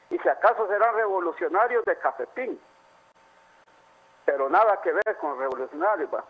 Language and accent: Spanish; Honduras; also born or lived in Copán; uno como hondureño